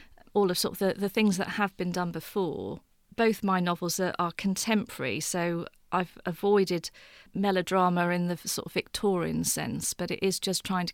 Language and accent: English; Beccles, East of England, United Kingdom; I was born in Suffolk at Beccles, but spent an awful lot of time in my childhood at the coast